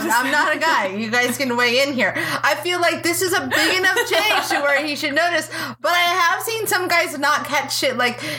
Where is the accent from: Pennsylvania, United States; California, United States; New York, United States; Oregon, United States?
California, United States; I'm from California, damn it.